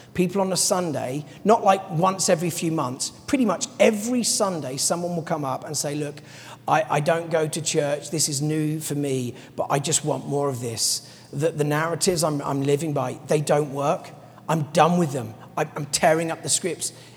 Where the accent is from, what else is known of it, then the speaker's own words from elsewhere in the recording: London, United Kingdom; as a Londoner